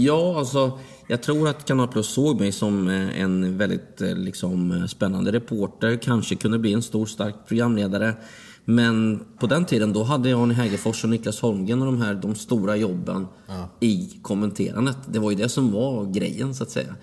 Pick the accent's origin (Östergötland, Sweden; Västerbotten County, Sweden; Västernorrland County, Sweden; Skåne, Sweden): Östergötland, Sweden; Linghem; also born or lived in Mjölby; i klubbhuset hemma i Linghem